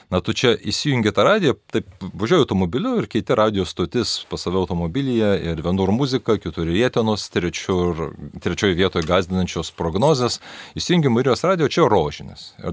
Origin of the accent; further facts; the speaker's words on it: Lithuania; visi mes lietuviai vienai per kitaip iš kaimo.